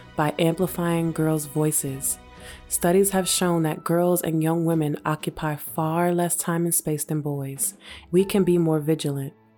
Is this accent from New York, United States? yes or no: yes; New York City, New York, United States; growing up in New York City